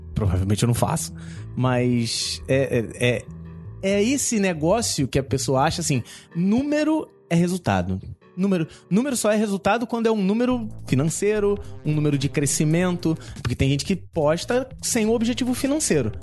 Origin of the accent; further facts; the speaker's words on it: Rio de Janeiro, Brazil; Eu sou do Rio de Janeiro